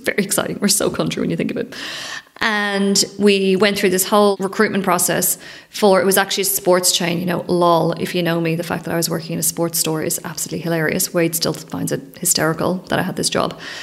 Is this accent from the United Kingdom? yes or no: no; Leinster, Ireland; I grew up in Ireland, it's 20, 30 minute drive from the centre of Dublin